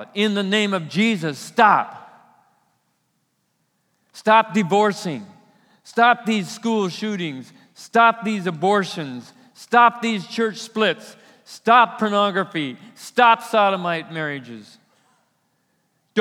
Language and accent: English; United States; As American Christians